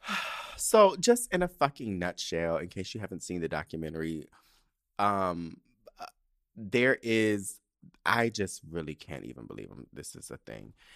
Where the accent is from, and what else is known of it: San Diego, California, United States; born or raised there